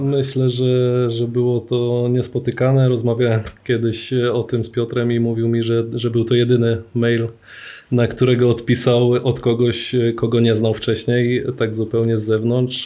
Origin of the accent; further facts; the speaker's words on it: Poznań, Greater Poland, Poland; wychowałem się na Chrobrego, na Piątkowie w Poznaniu